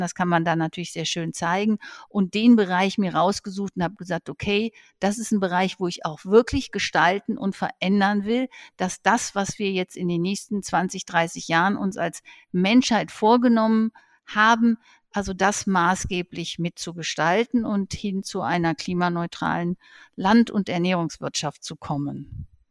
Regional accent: Herdecke, North Rhine-Westphalia, Germany; Ich bin am Gemeinschaftskrankenhaus Herdecke aufgewachsen

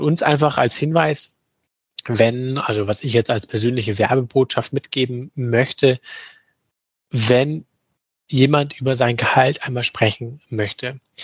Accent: Germany; bei uns in Deutschland

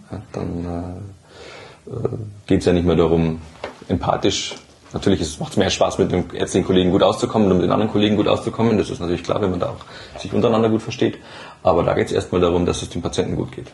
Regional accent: Burgmühl, Bavaria, Germany; ich bin äh, in Burgmühl aufgewachsen

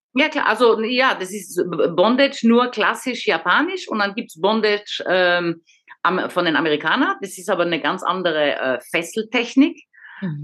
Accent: Paris, Île-de-France, France; moved away as an adult; also born or lived in Frankfurt / Vienna / Munich; now in Baden-Württemberg, Germany; Ich bin in Paris geboren, aufgewachsen, 20 Jahre in Paris

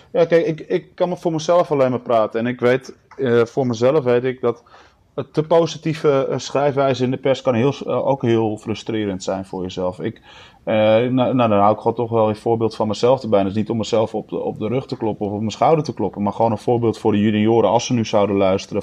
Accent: Netherlands; als Nederlanders

